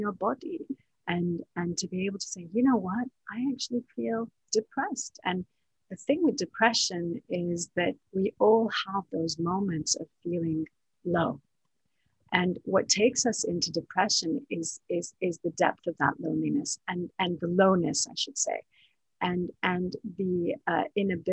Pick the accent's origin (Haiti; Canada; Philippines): Canada; also born or lived in Palestine; now in Dubai, United Arab Emirates; my parents are both Palestinian, although I was born in Canada.